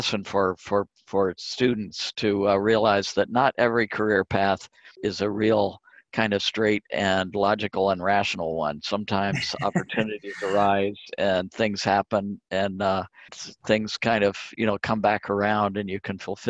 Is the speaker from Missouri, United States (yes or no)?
no; Indianapolis, Indiana, United States; also born or lived in Connecticut; I grew up in Indianapolis